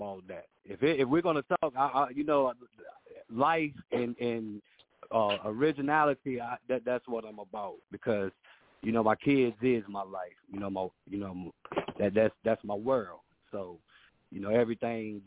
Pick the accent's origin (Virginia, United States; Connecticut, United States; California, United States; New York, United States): Virginia, United States; Danville; I'm from Danville, Virginia. It's in between Lynchburg and Richmond